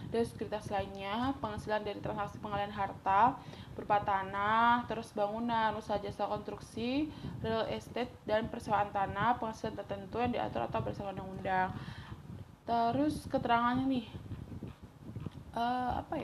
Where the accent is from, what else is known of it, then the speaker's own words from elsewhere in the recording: Java, Indonesia; ini kita saya orang Jawa ya teman-teman jadi kalau di Jawa ya mau menyambut Ramadan tuh biasanya megengan